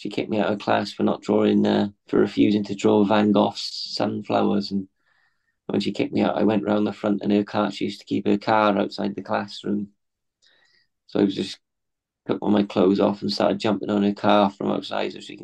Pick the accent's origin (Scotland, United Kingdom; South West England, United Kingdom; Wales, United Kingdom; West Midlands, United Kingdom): Wales, United Kingdom; Swansea; growing up in Swansea